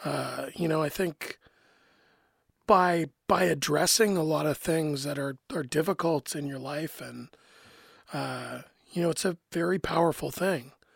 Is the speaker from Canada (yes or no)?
yes; Canada; as a Canadian